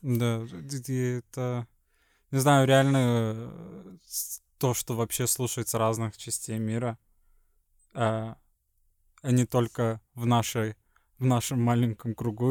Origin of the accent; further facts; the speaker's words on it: Sweden; Russian is a second language; also born or lived in Estonia; из Швеции